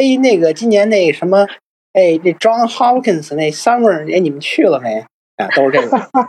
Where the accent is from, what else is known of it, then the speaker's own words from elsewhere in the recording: Tianjin, China; now in United States; 我在美国都在美国过了十年年了，多少年没回过天津过年了。